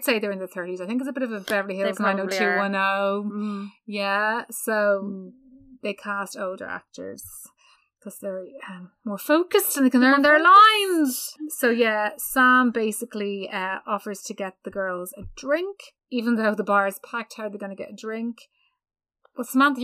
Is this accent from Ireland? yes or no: yes; Ireland; we are Irish